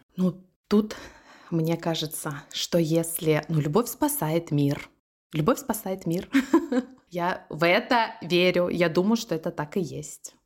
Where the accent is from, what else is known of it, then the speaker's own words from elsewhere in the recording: Krasnodar, Krasnodar Krai, Russia; also born or lived in Novosibirsk; мы переехали в Краснодар, где, собственно, я и выросла